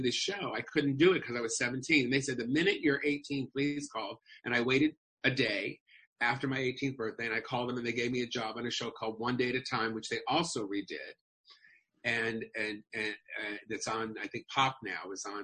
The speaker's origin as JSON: {"language": "English", "town": "Los Angeles", "region": "California", "country": "United States", "tie": "born or raised there", "said": "I grew up in Los Angeles, right near the May Company."}